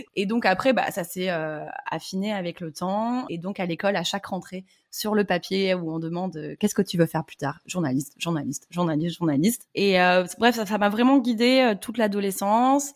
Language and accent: French; Bordeaux, Nouvelle-Aquitaine, France; moved away as an adult; now in Antibes, France; je suis bordelaise, j'ai les mêmes amis depuis des années, j'ai papa et maman, et euh, là, ben, je me dis, euh, ah non, mais impossible de quitter Bordeaux